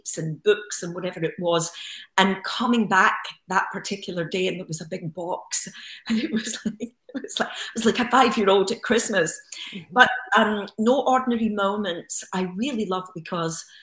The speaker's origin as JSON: {"language": "English", "town": "Glasgow", "region": "Scotland", "country": "United Kingdom", "tie": "born or raised there", "also_born_or_lived": "Los Angeles", "moved": "yes", "said": "as a young child growing up in Glasgow"}